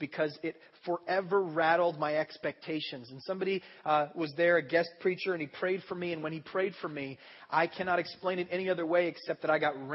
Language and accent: English; United States; I'm an American.